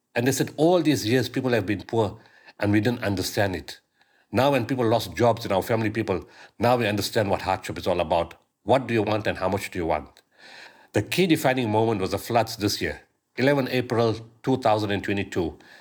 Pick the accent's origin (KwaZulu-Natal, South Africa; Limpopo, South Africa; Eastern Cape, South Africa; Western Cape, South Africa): KwaZulu-Natal, South Africa; Pietermaritzburg; my hometown in Pietermaritzburg